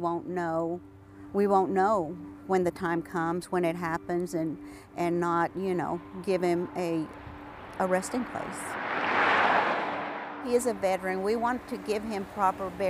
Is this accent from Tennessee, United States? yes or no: no; Tyler, Texas, United States; I'm from Tyler, Texas